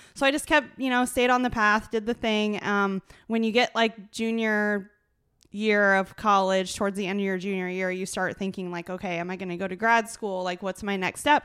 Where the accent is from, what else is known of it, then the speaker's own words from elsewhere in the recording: small town Iowa, United States; I'm from small town Iowa